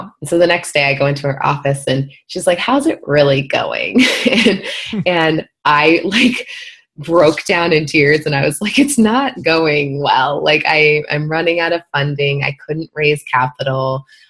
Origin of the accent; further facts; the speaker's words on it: Midwest, United States; And I remember growing up in the Midwest and, you know, a lot of very religious, you know, upbringings, et cetera.